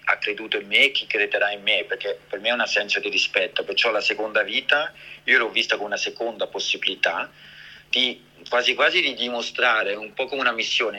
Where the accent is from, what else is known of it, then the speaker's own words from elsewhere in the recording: Switzerland; io sono nato e cresciuto in Svizzera, ma sono di origini italiane